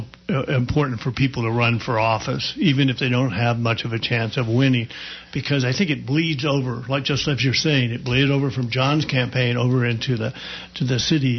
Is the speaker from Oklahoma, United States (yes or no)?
yes; Oklahoma, United States; moved away; also born or lived in Manhattan, New York; I was in Manhattan, lived in Manhattan for many years. I'm from Oklahoma, but I lived in Manhattan.